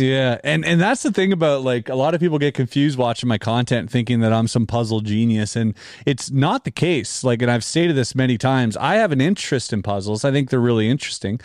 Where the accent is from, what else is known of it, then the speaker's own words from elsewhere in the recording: Canada; we're Canadian